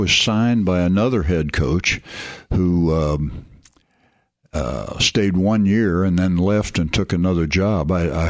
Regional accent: St. Louis, Missouri, United States; In St. Louis, Missouri.

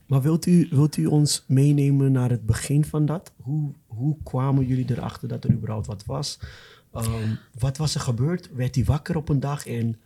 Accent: Ghana; now in Netherlands; ik kom zelf uit Ghana

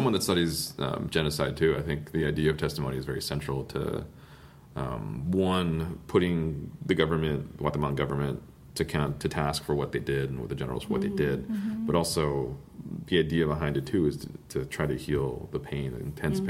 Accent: California, United States; moved away as an adult; also born or lived in Chihuahua; now in Minnesota, United States; the Cambodian kids I grew up with in California, too.

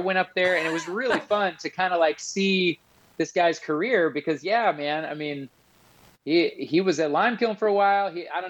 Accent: Midwest, United States; now in Harrisonburg, United States; No, I came and, you know, I moved from the Midwest and came to school here.

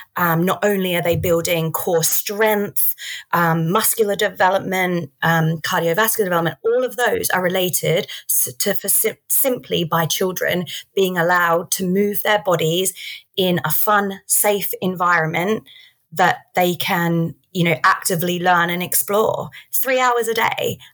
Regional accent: Australia; I grew up in Australia.

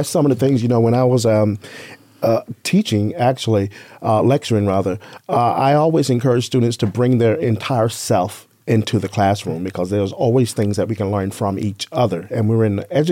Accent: Mississippi, United States; also born or lived in San Diego, California; now in Las Vegas, United States; I was born and raised in Mississippi

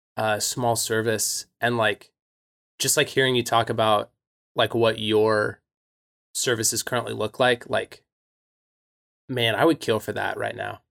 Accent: United States; growing up in American Christianity

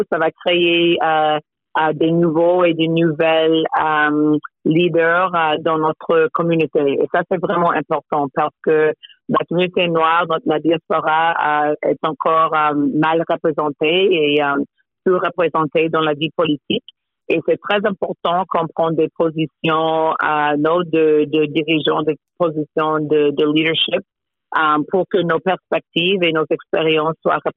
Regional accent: Toronto, Ontario, Canada; Je suis née à Toronto. Euh, mes parents euh, proviennent des très, très petites villes du Caraïbe, des villes anglophones. et oui, j'ai passé mon enfance à Toronto.

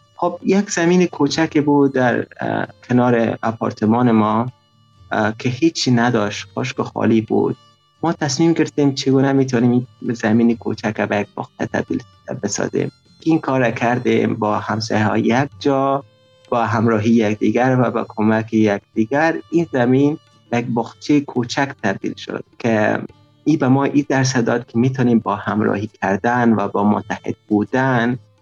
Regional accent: Afghanistan; now in Tajikistan; 21 سال سن دارم اهل افغانستان فعلا همچون مهاجر در تاجیکستان زندگی میکنیم

